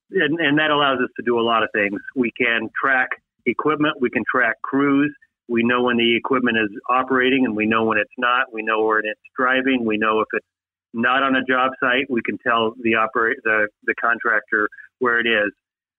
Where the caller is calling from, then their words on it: Minnesota, United States; I'm in Minnesota, and we've already had snow this year.